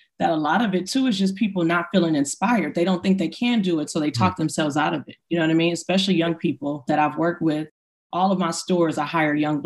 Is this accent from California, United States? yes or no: yes; Inglewood, California, United States; growing up in Inglewood, I would go, you know, get my hair, my braiding hair for the weekend.